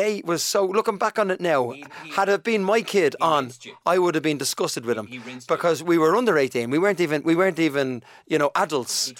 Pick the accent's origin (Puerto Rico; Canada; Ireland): Ireland; Ulster; When you're growing up in Donegal, and, you know, my mum and dad tried their best to give us the best childhood we could ask for.